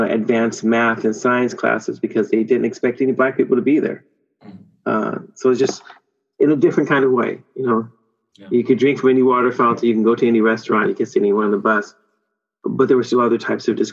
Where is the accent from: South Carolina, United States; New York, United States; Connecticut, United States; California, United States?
California, United States; Oakland; now in Sweden; I grew up in Northern California. So I grew up in Oakland, right across from San Francisco